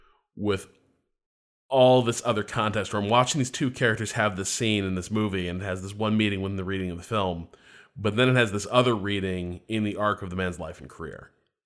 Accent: Indiana, United States; they're both from Indiana. And I'm from Indiana.

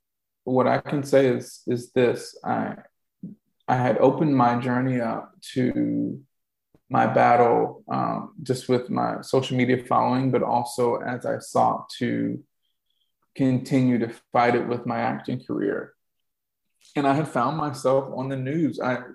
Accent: the South, United States; being a Southerner, I would hear stuff being done in the South and I'm like, doesn't sound like anybody I know

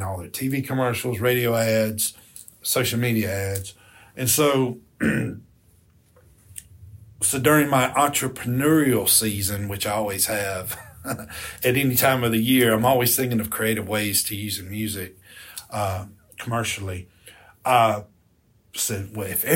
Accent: Escatawpa, Mississippi, United States; I grew up in a little town called Escatawba, Mississippi, which is on the Gulf Coast

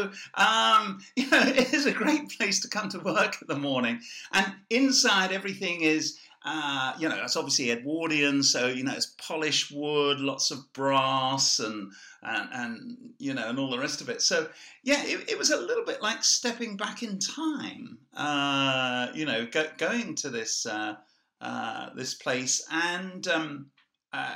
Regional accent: Ireland; I see myself as Irish

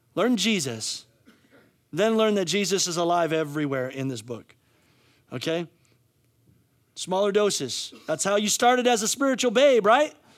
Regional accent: United States; we as American

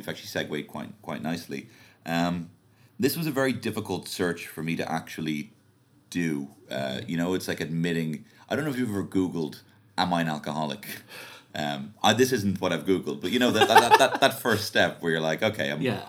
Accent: Liverpool, North West England, United Kingdom; So I'm going to go with my home team, born and bred in Liverpool.

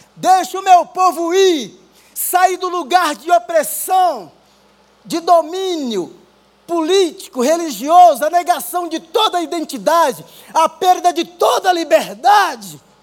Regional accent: Rio Grande do Norte, Brazil; moved away; also born or lived in São Paulo; sou lá do Rio Grande do Norte

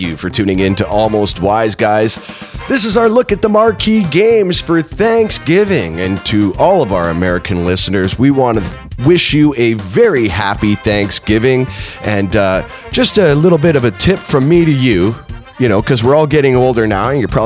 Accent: Canada; we were lucky as Canadian kids.

